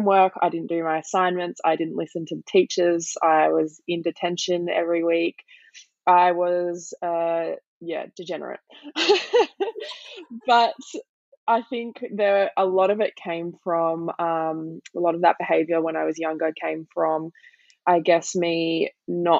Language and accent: English; Blue Mountains, New South Wales, Australia; I grew up in the Blue Mountains